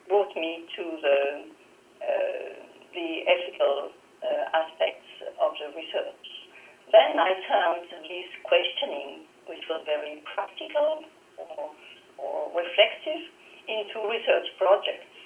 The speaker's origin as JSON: {"language": "English", "town": "Toulouse", "region": "Occitania", "country": "France", "tie": "born or raised there", "said": "the University of Toulouse, actually my hometown."}